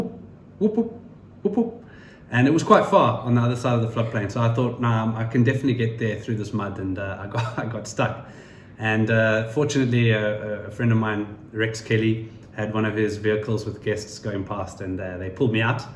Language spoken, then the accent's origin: English; KwaZulu-Natal, South Africa; KwaZulu-Natal, which is a place in South Africa we love dearly. And we both grew up there